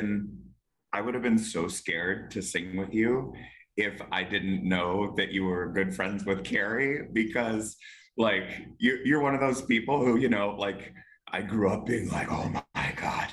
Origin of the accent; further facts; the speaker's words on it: California, United States; I'm from California, so like.